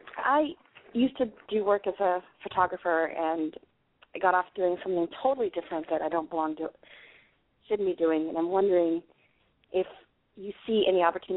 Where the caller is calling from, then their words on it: Washington, District of Columbia, United States; No, I'm sorry, D.C.